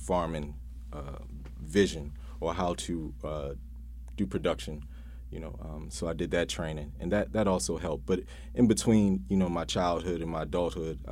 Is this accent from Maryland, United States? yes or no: yes; Baltimore, Maryland, United States; I grew up here